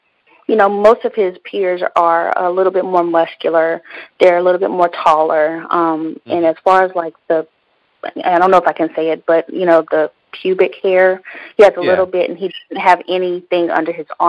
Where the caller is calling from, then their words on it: North Carolina, United States; Mm-hmm. North Carolina.